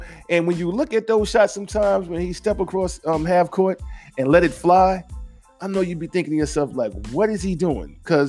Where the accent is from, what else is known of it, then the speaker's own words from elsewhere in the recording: New York, United States; I am a New Yorker